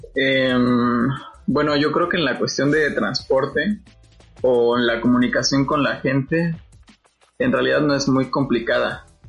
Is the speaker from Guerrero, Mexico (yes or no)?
yes; Iguala, Guerrero, Mexico; also born or lived in Mexico City; yo soy de Guerrero, de Iguala, y aquí es un, es un clima muy caliente